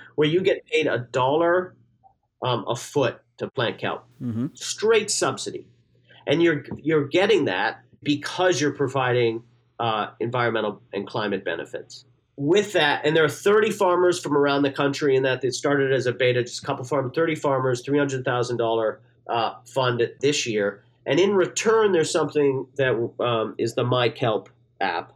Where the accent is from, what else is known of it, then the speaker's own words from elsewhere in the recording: Newfoundland and Labrador, Canada; moved away; I'm from Newfoundland originally